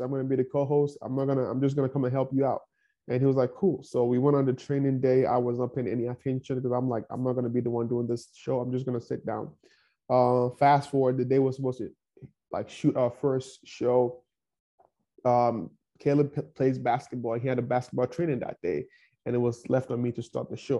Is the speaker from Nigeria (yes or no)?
yes; Nigeria; English is a second language; moved away as an adult; now in Kansas City, United States; growing up in Nigeria, I grew up in one of the poorest towns in Nigeria.